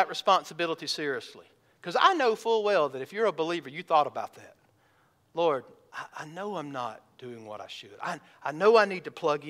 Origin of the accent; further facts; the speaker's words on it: the South, United States; I grew up in the South.